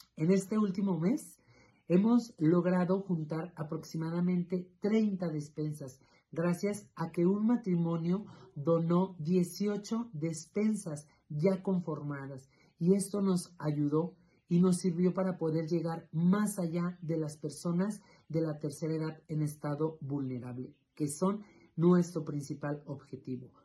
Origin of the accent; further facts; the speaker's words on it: Río Grande, Zacatecas, Mexico; soy originario de Río Grande, Zacatecas